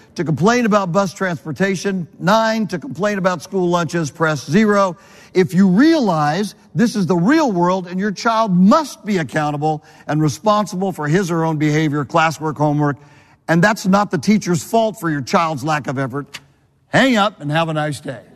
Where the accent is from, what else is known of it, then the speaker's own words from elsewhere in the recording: Southern California, United States; moved away as an adult; also born or lived in Connecticut; I'm from Southern California